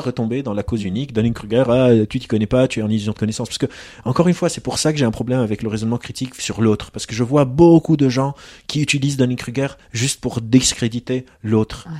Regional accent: Lebanon; je viens du Liban, j'ai grandi au Liban, dans un contexte de guerre civile

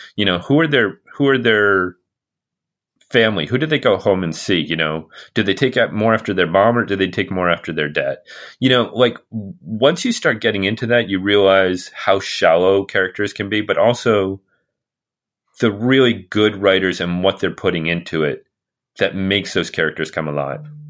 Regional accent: United States; I'm an American

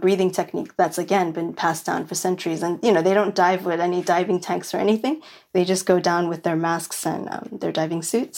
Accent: New York City, New York, United States; moved away; I grew up in Williamsburg, which is the hipsterest of, of the, of Brooklyn

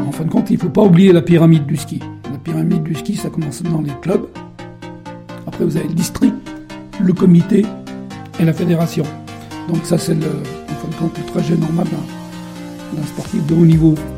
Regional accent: Beaufort, Auvergne-Rhône-Alpes, France; je suis né il y a quelques années à Beaufort, au coin de la cheminée, et je suis le numéro 7 d'une fratrie de 11. Après... Euh, être passé par le, collège de Beaufort

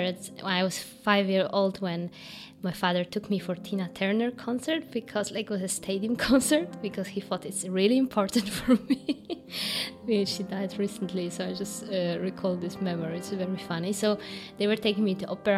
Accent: Gdańsk, Pomeranian Voivodeship, Poland; English is a second language; moved away as an adult; also born or lived in Warsaw, Poland / Berlin, Germany; I was born in Gdańsk

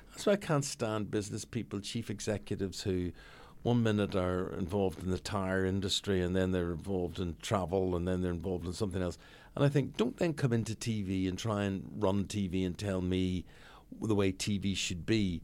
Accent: Belfast, Northern Ireland, United Kingdom; moved away; Belfast, growing up in Belfast, living, I still have a house in Belfast

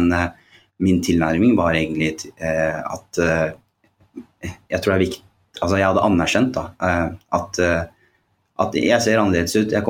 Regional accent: Oslo, Norway; jeg vokste opp på Holmlia.

